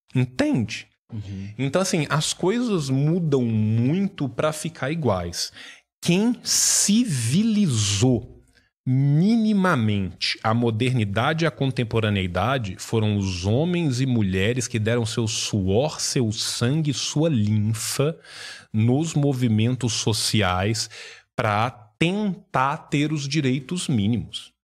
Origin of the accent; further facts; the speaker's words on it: Brazil; a gente é brasileiro